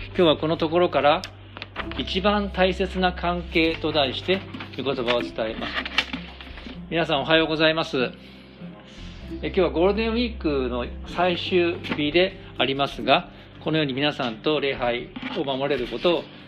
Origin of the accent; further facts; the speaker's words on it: Japan; 私たち日本人